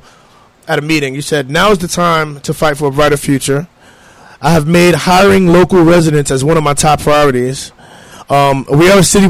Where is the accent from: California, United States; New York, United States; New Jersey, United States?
New York, United States; New York City; moved away as an adult; now in Hartford, United States; I'm from Harlem. I've relocated here. I've only been here for about 4 years